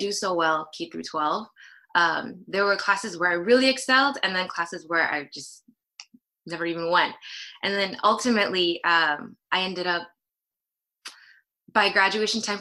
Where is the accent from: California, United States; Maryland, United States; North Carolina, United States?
California, United States; Los Angeles; also born or lived in South Korea; I was born in South Korea, came to the States when I was about 4 with my family, and I've been living in Los Angeles ever since.